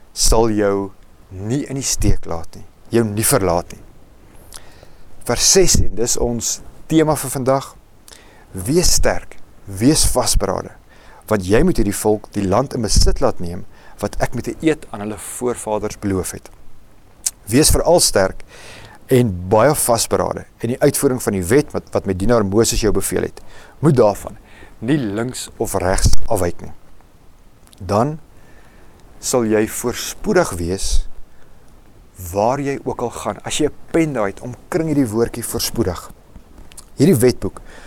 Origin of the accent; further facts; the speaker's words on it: Roodepoort, Gauteng, South Africa; also born or lived in Rustenburg; Ek het skole geskuif. Ons het van Rustenburg af Roodepoort toe getrek